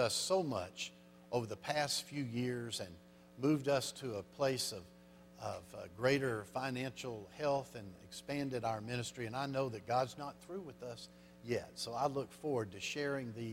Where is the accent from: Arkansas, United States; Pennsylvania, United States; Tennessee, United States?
Arkansas, United States; I'm from Arkansas